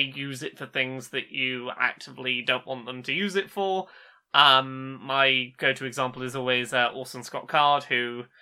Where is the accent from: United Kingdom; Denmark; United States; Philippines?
United Kingdom; England; we are English and not American